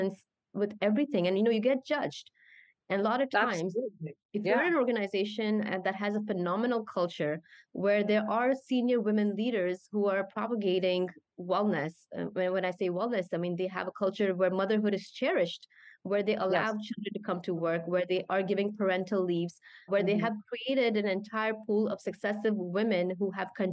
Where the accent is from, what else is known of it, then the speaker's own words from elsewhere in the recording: Canada; moved away as an adult; I grew up as a Canadian, my mentality or my mindset would be very Canadian